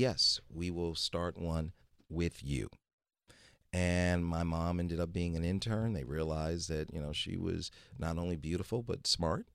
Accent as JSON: {"language": "English", "town": "Detroit", "region": "Michigan", "country": "United States", "tie": "born or raised there", "moved": "yes", "said": "I'm originally from Detroit, Michigan, and I was born there in, uh, nineteen sixty-one"}